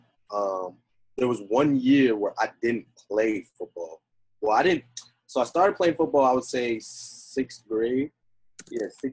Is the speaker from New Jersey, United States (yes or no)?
yes; New Jersey, United States; also born or lived in Bronx, New York; I was born in the Bronx, raised in Jersey